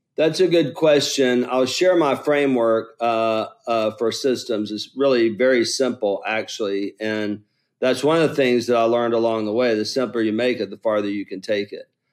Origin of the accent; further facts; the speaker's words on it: Lower Alabama, United States; I'm from Lower Alabama